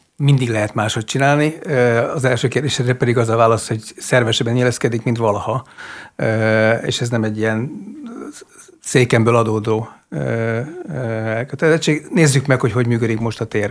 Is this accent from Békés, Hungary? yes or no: no; Miskolc, Borsod-Abaúj-Zemplén, Hungary; Miskolcon cseperedtem